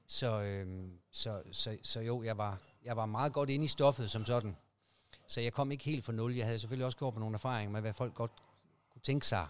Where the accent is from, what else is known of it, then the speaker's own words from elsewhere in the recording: Aarhus, Central Denmark Region, Denmark; Jeg er oprindeligt fra Aarhus